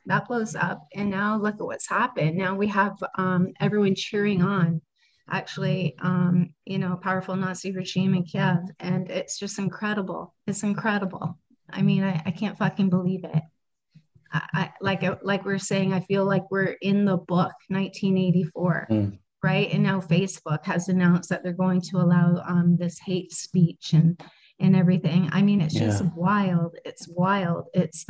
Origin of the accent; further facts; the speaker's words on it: Canada; I'm Canadian.